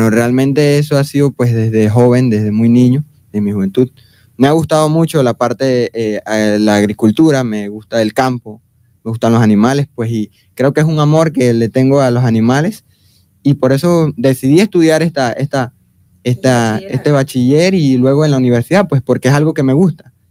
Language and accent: Spanish; Las Lajas, Chiriquí, Panama; Eh, sí, eh, oriundo de Las Lajas, pues me crié en Las Lajas, nací en Panamá, eh, estuve con mi familia